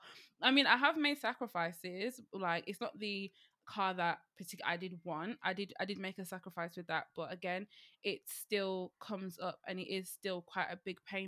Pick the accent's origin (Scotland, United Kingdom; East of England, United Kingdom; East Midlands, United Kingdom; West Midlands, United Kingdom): West Midlands, United Kingdom; Birmingham; I'm from Birmingham